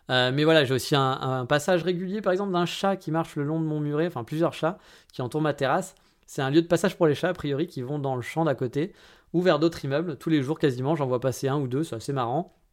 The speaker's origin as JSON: {"language": "French", "country": "France", "said": "mais eh, je suis français, hein, eh, c'est normal"}